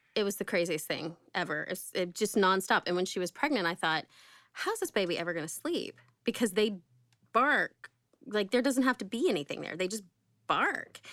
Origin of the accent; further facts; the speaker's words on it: Oklahoma, United States; I grew up in Oklahoma